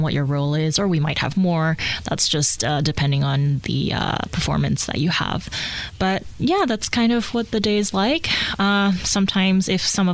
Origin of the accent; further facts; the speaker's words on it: Hawaii, United States; also born or lived in Tokyo, Japan; now in Indianapolis, United States; I grew up in Tokyo, but I moved to Hawaii when I was 6